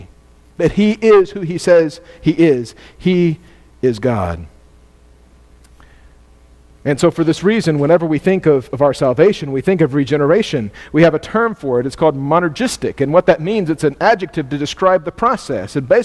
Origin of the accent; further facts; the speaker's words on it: United States; I'm an American student